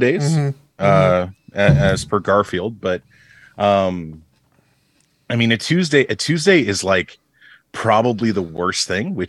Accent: Canada; we are also Canadian

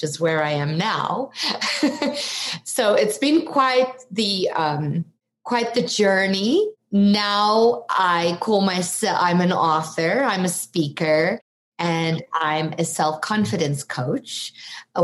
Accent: South Africa; moved away as an adult; now in United States; you might detect an accent. I'm from South Africa originally.

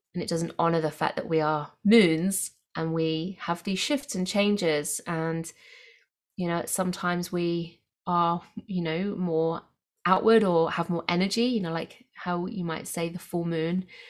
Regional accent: England, United Kingdom; now in Australia; I grew up in England where we have for very clear, distinctive seasons

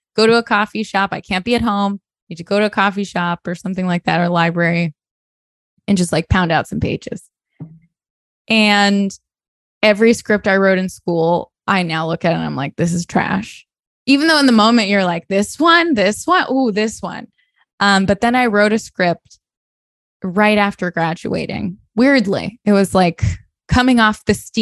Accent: Sarasota, Florida, United States; moved away; my hometown, Sarasota, Florida

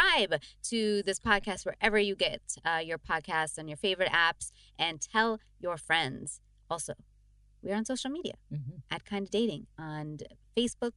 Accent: Toronto, Ontario, Canada; moved away; I'm home in Toronto

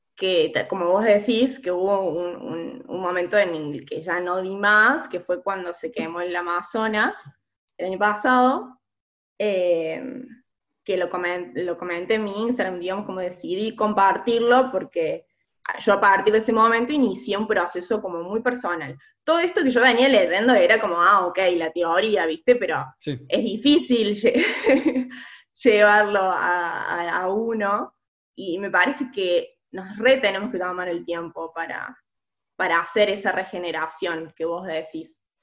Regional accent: Córdoba, Argentina; soy de Córdoba

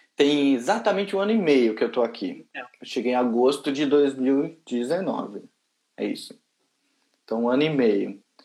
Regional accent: Brazil; moved away as an adult; now in United Kingdom; desculpa meu acento, eu sou lá do Brasil

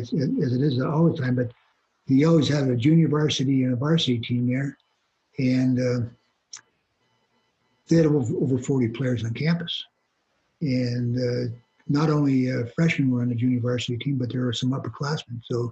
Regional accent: Hancock, Michigan, United States; Just a northern town with a lot of snow. Yeah. Outdoor rinks. You know, you grew up in a small town.

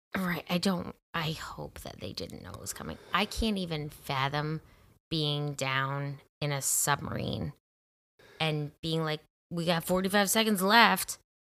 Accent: Rochester, New York, United States; I'm from Rochester.

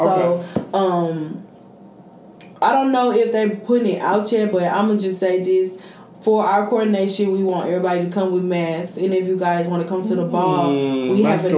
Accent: St. Louis, Missouri, United States; I'm from St. Louis, Missouri, the city part of St. Louis, Missouri

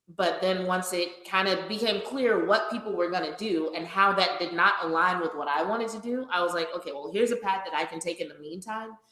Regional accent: Louisiana, United States; now in Austin, United States; I grew up in Louisiana. I still feel very connected to my home state

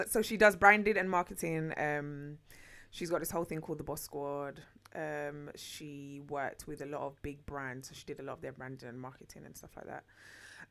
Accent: Jamaica; moved away; I was born in Jamaica

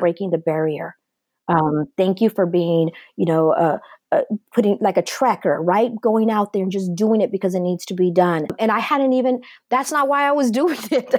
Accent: Los Angeles, California, United States; I'm a first generation Chicana born and raised in the Los Angeles area

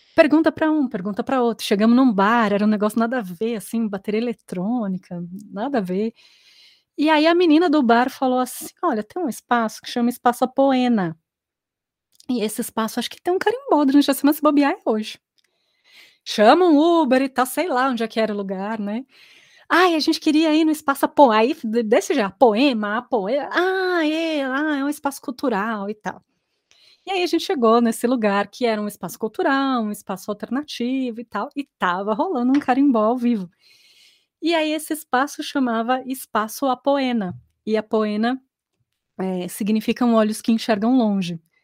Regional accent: São Paulo, Brazil; moved away as an adult; also born or lived in Brasília; now in Formosa, Brazil; eu sou de São Paulo, sempre atuei lá. E em 2013 eu, eu vim para Brasília para fazer mestrado

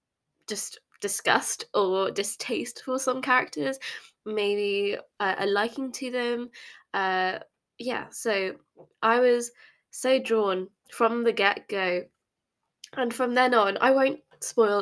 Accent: England, United Kingdom; I grew up in England

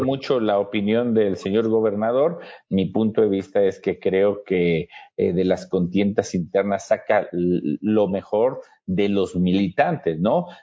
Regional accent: Pénjamo, Guanajuato, Mexico; also born or lived in Celaya; yo vengo de un municipio, este, aunque no nací ahí, nací en Celaya, pero en Pénjamo, en donde viví

